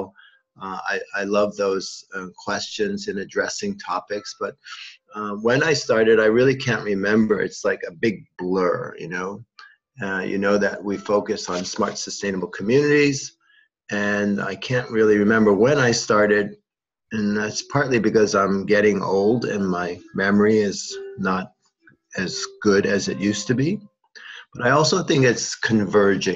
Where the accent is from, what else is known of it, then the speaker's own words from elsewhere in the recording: United States; moved away as an adult; now in Seoul, South Korea; I'm Korean American, but I live here in Korea for the last 25 years. The other half of my life, I grew up in New York and New Jersey area